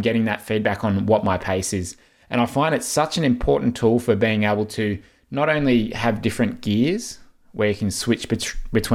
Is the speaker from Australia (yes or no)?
yes; Australia; as an Australian